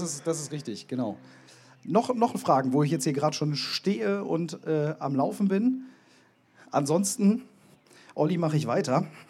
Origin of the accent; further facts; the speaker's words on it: Bremen, Germany; now in Bielefeld, Germany; ich komme auch so aus deiner Ecke. Echt? Auch aus Bremen